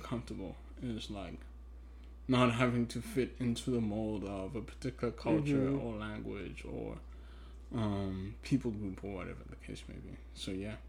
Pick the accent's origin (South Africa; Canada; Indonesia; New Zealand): South Africa; first language Twi; English is a second language; moved away; also born or lived in Ghana; I grew up in South Africa